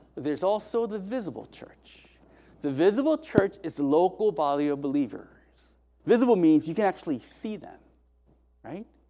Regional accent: South Korea; moved away; also born or lived in Indiana, United States; I was raised in Korea in, by way of Indiana to here

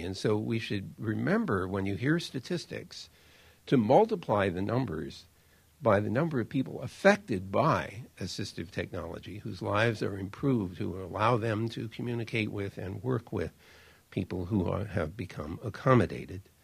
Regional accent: United States; I'm an American

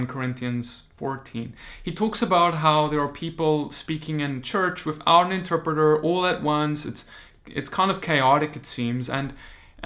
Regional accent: South Africa; moved away; I come from South Africa

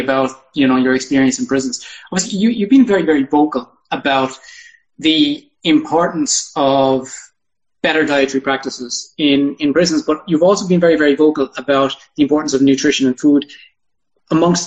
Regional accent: Ireland; now in United Kingdom; I'm from Ireland and I'm from a rural region in Ireland

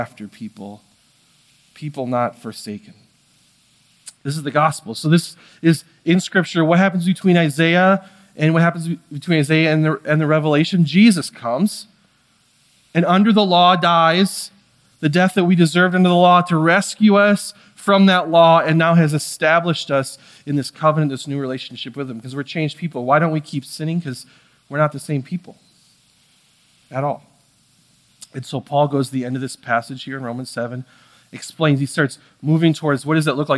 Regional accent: United States; I'm American

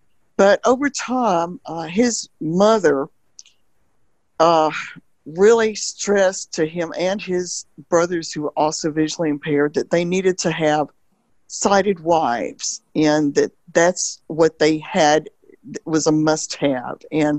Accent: Alabama, United States; No, I'm from Alabama.

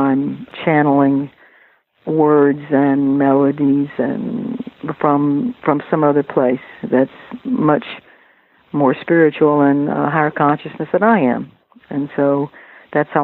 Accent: Arkansas, United States; accent: Southern; now in New York, United States; I haven't lost my Southern accent

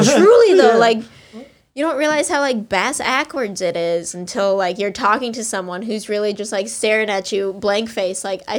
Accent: the South, United States; Maybe just for me, because I am from, I'm from the South, which is tricky.

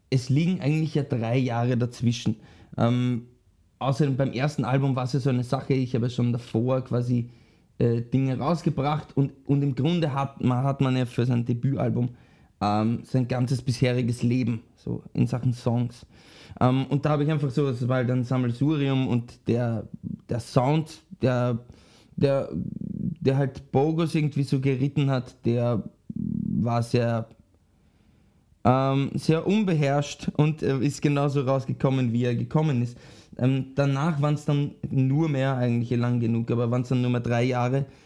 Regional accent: Vienna, Austria; born there; ich bin eigentlich in Wien geboren und bin, lebe jetzt wieder schon voll lang in Wien. Das heißt, eigentlich bin ich schon fast wieder ein Wiener.

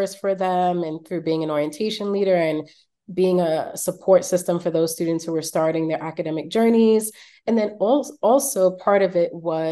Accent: New York City, New York, United States; growing up in Brooklyn in Flatbush

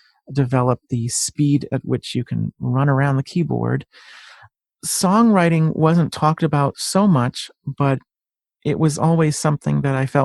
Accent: Bristol, Connecticut, United States; also born or lived in Manchester, Connecticut; I grew up in Bristol, Connecticut. I'm not very far from Hartford either, but I'm in Manchester.

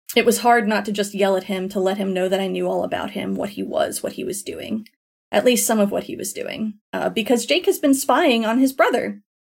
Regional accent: Florida, United States; moved away; also born or lived in Tennessee; I grew up in Florida

